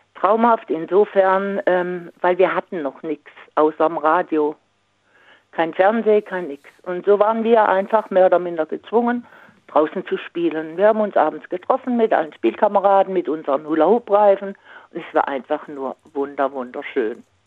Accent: Singen, Baden-Württemberg, Germany; da wo ich herkomme aus Singen

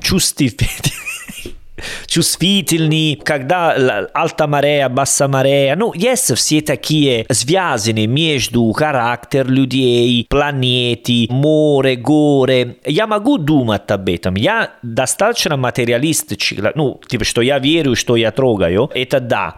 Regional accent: Salerno, Campania, Italy; Russian is a second language; moved away; я из Салерно

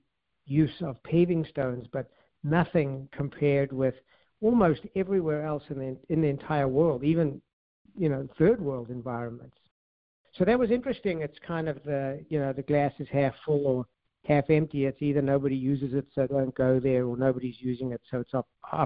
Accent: South Africa; moved away as an adult; also born or lived in California; I'm from South Africa, and I ended up dropping out of college, actually, and then at a young age, right soon after coming out of the military in South Africa

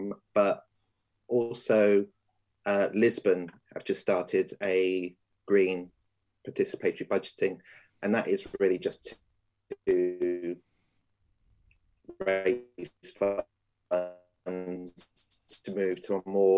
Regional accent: Portsmouth, South East England, United Kingdom; born there; I was born in Portsmouth back in 1973. And I've actually only been living in Portsmouth since 2013

